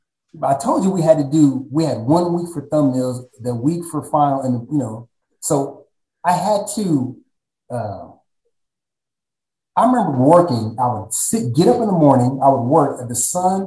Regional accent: Texas, United States; born or raised there; also born or lived in San Diego, California

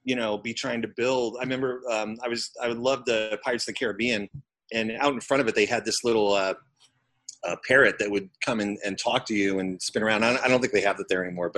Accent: Lancaster, Pennsylvania, United States; I grew up in kind of southeast Pennsylvania, probably about an hour west of Philadelphia

